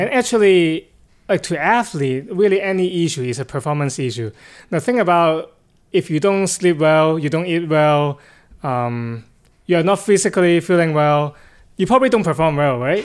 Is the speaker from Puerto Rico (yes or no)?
no; Hong Kong; moved away; I'm actually originally from Hong Kong, China